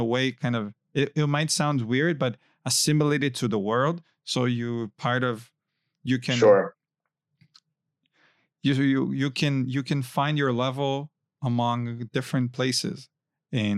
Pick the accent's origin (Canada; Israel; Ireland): Israel